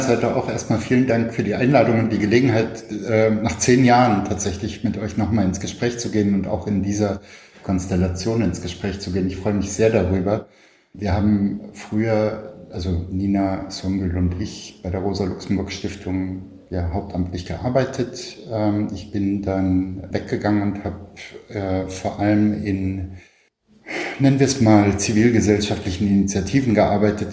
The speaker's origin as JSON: {"language": "German", "region": "Berlin", "country": "Germany", "tie": "born or raised there"}